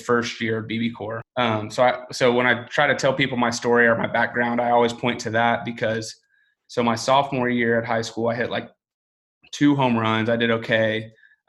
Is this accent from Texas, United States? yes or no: yes; Houston, Texas, United States; I grew up in Houston, Texas.